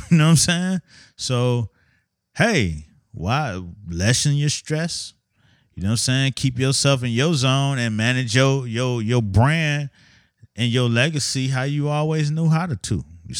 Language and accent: English; Miami, Florida, United States; I grew up in Miami in the 70s and 80s. As probably the only Muslim in my neighborhood that I knew.